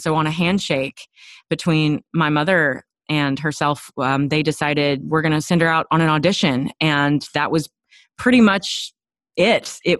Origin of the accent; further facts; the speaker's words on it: Texas, United States; And it turned into a pageant situation when I was 7, because we're from Texas, and I asked her, Mommy, how do I get a crown like Miss Texas?